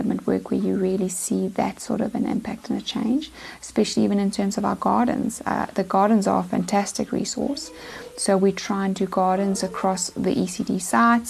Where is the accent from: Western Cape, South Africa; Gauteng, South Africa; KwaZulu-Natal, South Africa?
KwaZulu-Natal, South Africa; Pietermaritzburg; now in Eastern Cape, South Africa; I'm actually from Pietermaritzburg in KZN, but I've been in the Eastern Cape now for 10 years.